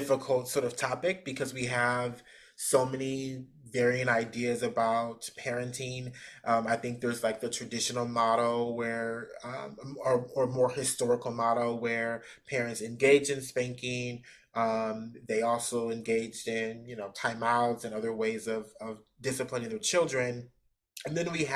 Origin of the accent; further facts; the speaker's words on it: Midwest, United States; also born or lived in West Coast; now in Georgia, United States; I'm from the Midwest, so I've sort of been around